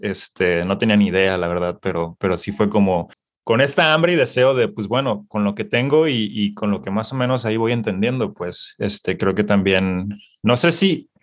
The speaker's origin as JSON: {"language": "Spanish", "town": "Guadalajara", "region": "Jalisco", "country": "Mexico", "tie": "born or raised there", "moved": "as an adult", "lives_now": "Los Angeles, United States", "said": "yo me identifico como, como un emprendedor mexicano. Ah, nací en Guadalajara, Jalisco. Eh, actualmente vivo en la ciudad de Los Ángeles"}